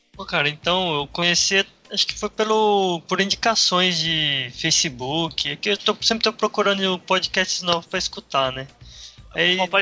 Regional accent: Paraná, Brazil; eu também sou do Paraná

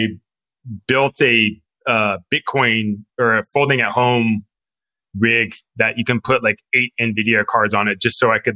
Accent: Fremont, California, United States; I grew up in Fremont

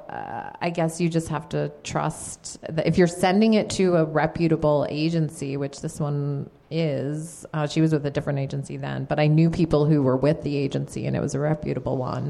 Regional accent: East Coast, New England, United States; moved away as an adult; now in Seattle, United States; I grew up on the East Coast

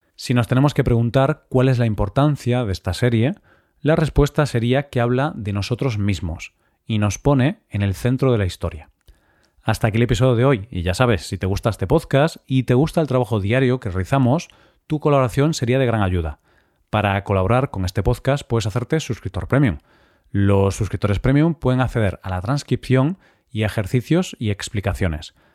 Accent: Spain; somos todos los españoles

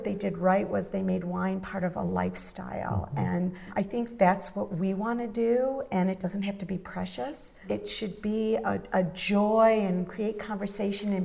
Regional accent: Midwest, United States; moved away; I grew up in the Midwest

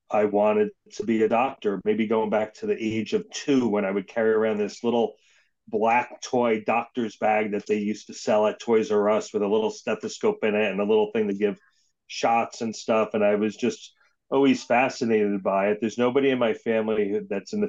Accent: Paterson, New Jersey, United States; also born or lived in Clifton, New Jersey; I was born in Paterson and lived there until I was 15.

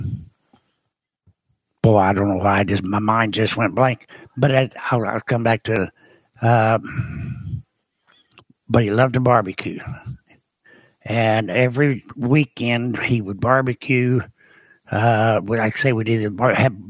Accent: Cape Girardeau, Missouri, United States; now in Murphysboro, United States; Cape Girardeau, Missouri is where I was born

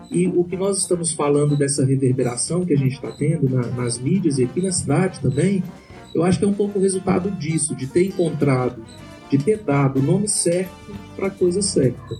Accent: São Paulo, Brazil; eu sou paulista, paulistana e São Paulina.

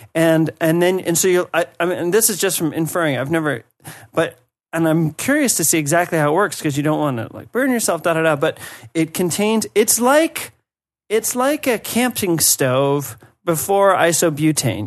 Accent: United States; moved away; as an American

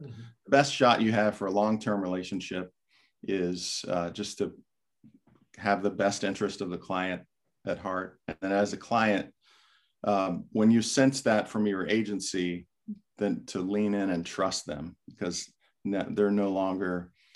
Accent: Florida, United States; I grew up in Florida

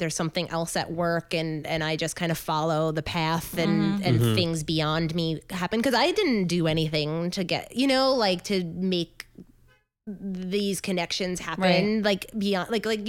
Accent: Long Island, New York, United States; So, yes, I grew up on Long Island

